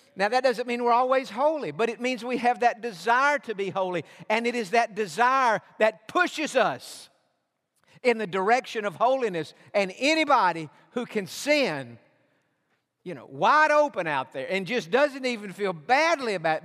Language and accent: English; Georgia, United States; now in Texas, United States; I was born in Georgia